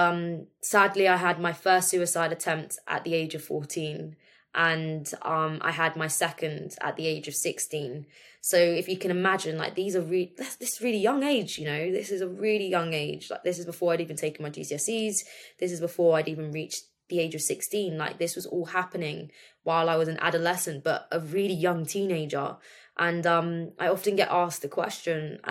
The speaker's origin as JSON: {"language": "English", "town": "Milton Keynes", "region": "South East England", "country": "United Kingdom", "tie": "born or raised there", "moved": "yes", "said": "grew up in a small village in Milton Keynes"}